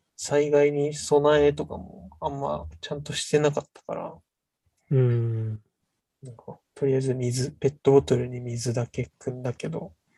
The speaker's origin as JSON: {"language": "Japanese", "town": "Kamifurano", "region": "Hokkaido", "country": "Japan", "tie": "born or raised there", "said": "うちの地元の神社の、上富良野神社"}